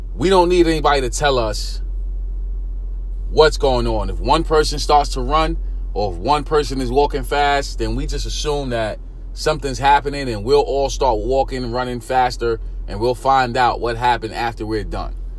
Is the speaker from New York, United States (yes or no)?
yes; New York City, New York, United States; I grew up in East New York, Brooklyn, single parent home